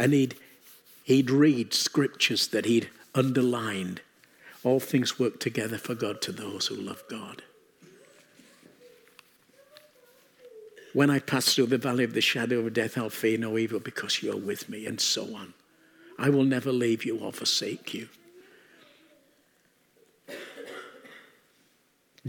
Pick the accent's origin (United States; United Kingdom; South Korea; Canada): United Kingdom; England; we come from England